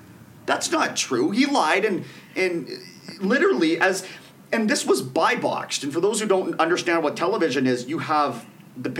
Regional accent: Canada; we're Canadian

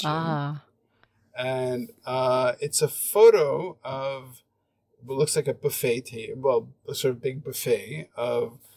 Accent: Montreal, Quebec, Canada; now in Hong Kong, China; when I f- first came to Hong Kong, I was pretty like a lot of the culture shock was that I came from Montreal, which is super creative and super its a space where you can really express yourself.

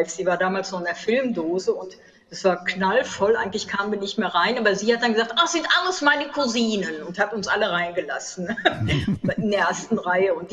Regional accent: North Rhine-Westphalia, Germany; Also als Westfälin habe ich da, glaube ich, nicht viel zu melden.

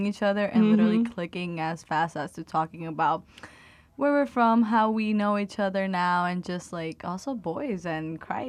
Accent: Dominican Republic; now in United States; As Dani said, I am originally from the Dominican Republic, born and raised there. So an international student here at Liberty.

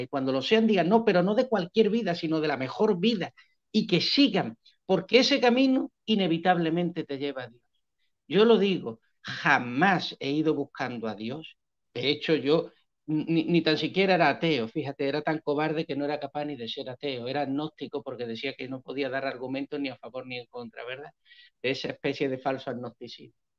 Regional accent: Spain; moved away as an adult; also born or lived in Seville / Cambodia / northern Mexican border; now in Pereira, Colombia; soy el típico español, típico promedio

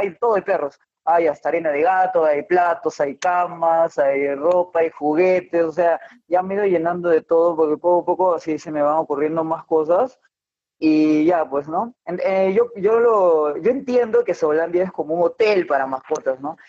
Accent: Chimbote, Ancash, Peru; now in Moquegua, Peru; yo soy de Chimbote, de Chimbote, del norte, norte del Perú

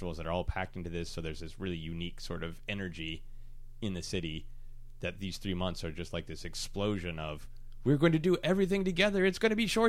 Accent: Minneapolis, Minnesota, United States; I'm from Minneapolis

